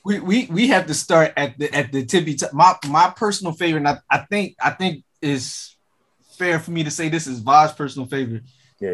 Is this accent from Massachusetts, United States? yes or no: no; Philadelphia, Pennsylvania, United States; I'm I'm from Philly